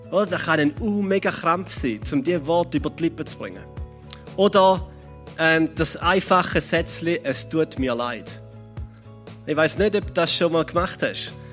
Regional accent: Switzerland; als Schweizer

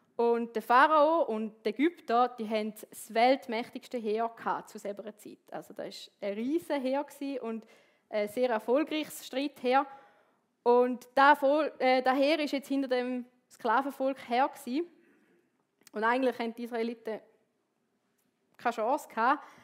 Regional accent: Switzerland; bei uns in der Schweiz

